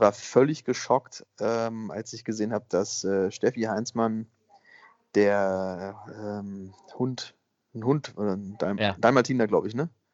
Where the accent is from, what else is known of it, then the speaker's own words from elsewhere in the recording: Bavaria, Germany; ich komme ja aus Bayern